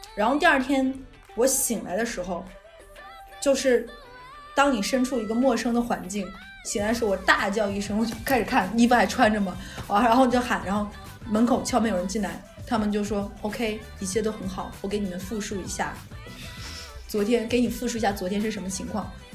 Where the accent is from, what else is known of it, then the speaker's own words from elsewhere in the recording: Northeast China, China; 我们东北人